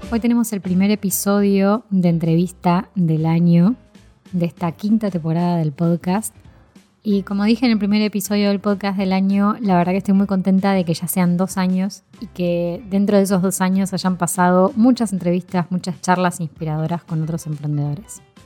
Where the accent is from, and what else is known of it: Argentina; now in Spain